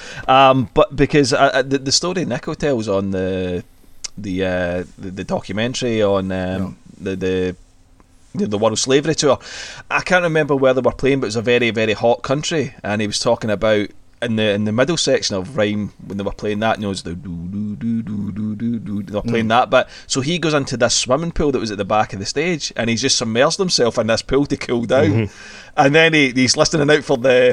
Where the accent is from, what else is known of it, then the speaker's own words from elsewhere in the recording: Scotland, United Kingdom; we are Scottish